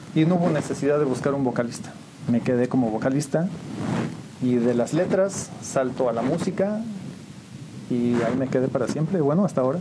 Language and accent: Spanish; San Juan del Río, Querétaro, Mexico; yo nací aquí en San Juan del Río